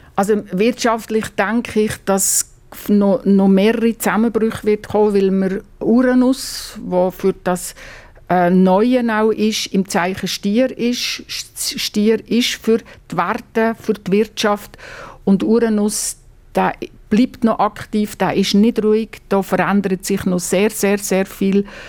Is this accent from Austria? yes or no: no; Basel-Landschaft, Switzerland; ich bin am Baselbiet aufgewachsen.